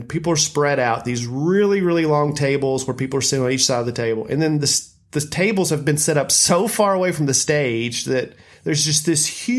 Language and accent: English; Lebanon, United States; my hometown of Lebanon